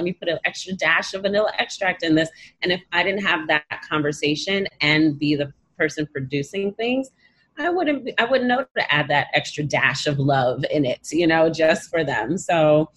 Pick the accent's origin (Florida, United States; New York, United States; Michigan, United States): New York, United States; New York City; Born and Bread Brooklyn